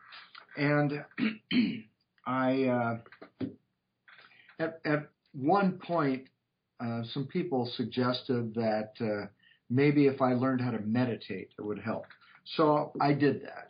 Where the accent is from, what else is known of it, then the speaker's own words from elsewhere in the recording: Portland, Oregon, United States; I grew up in Portland, Oregon